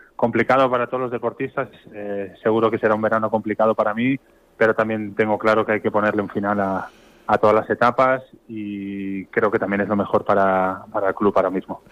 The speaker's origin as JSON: {"language": "Spanish", "town": "Barcelona", "region": "Catalonia", "country": "Spain", "moved": "as an adult", "lives_now": "Sant Antoni de Portmany, Spain"}